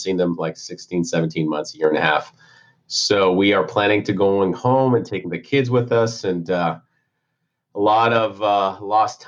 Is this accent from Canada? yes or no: yes; Montreal, Quebec, Canada; moved away as an adult; also born or lived in Texas; now in Tampa, United States; born and raised in Montreal, Canada. So I'm a Canuck at heart.